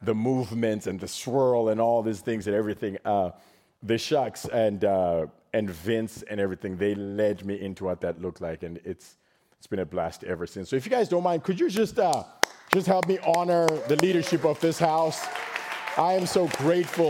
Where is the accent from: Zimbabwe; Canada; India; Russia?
Zimbabwe; now in Texas, United States; I was born in Zimbabwe